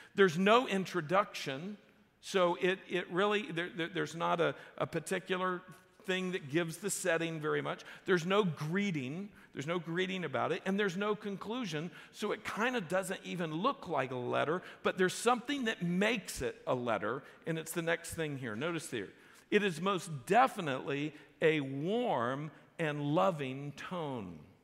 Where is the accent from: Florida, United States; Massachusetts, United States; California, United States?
Florida, United States; South; I grew up in South Florida